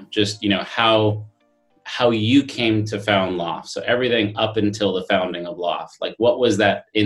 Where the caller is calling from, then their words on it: São Paulo, Brazil; And uh, yes, I'm calling in from Sao Paulo, Brazil.